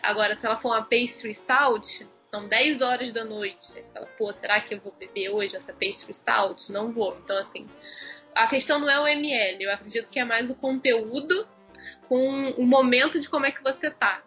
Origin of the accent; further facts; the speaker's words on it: Rio de Janeiro, Brazil; eu não saí de Jacarepaguá